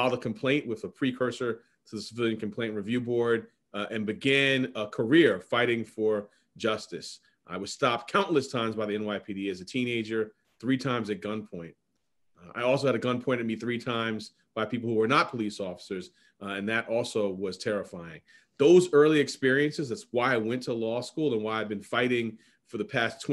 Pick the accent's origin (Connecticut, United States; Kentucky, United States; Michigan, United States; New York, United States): New York, United States; New York City; I'm a lifelong Manhattanite, lived in Central Harlem and other parts of Harlem for my entire life